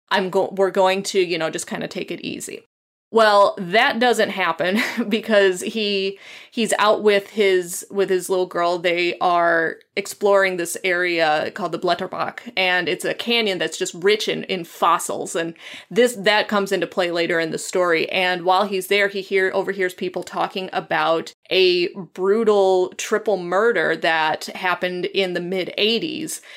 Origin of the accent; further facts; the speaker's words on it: United States; as an American